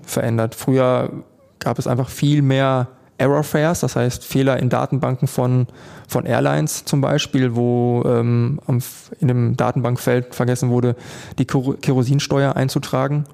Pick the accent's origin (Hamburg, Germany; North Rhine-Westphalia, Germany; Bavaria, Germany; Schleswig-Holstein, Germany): North Rhine-Westphalia, Germany; Unna; wir kommen aus Unna, das ist ein größeres Dorf